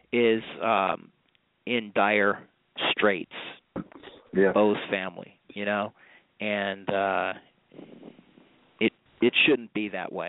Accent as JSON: {"language": "English", "town": "Hartford", "region": "Connecticut", "country": "United States", "moved": "yes", "lives_now": "Gainesville, United States", "said": "I come from the Hartford, Connecticut area."}